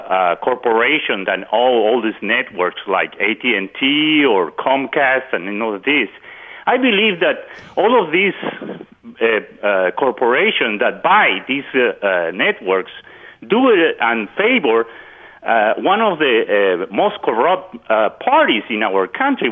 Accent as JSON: {"language": "English", "country": "Peru", "tie": "born or raised there", "moved": "yes", "said": "I was born in Peru."}